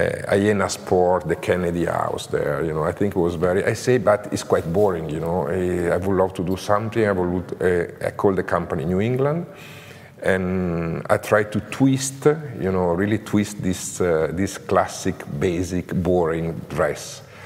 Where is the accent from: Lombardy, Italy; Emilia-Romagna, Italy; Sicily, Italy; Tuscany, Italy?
Lombardy, Italy; Como; English is a second language; also born or lived in Grandate; Como, I born in Como. I live in Como. I grew up in Como. Como is really a super creative city, you know, in terms of textile